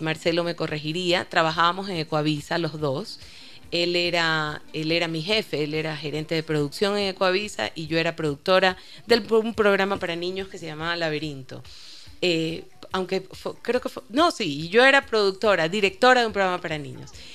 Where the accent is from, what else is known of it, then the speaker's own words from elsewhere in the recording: Ecuador; Creo que mi adolescencia completa ya en Ecuador.